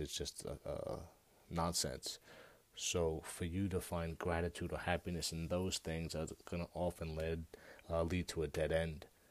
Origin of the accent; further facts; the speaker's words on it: United States; I'm an American